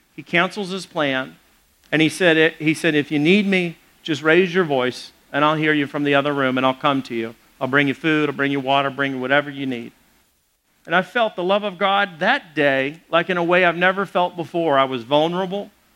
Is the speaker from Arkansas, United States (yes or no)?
yes; Little Rock, Arkansas, United States; growing up in Little Rock, Arkansas